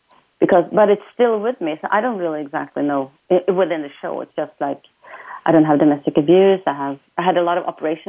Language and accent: English; Sweden; now in Florida, United States; from Sweden. I'm calling from Florida.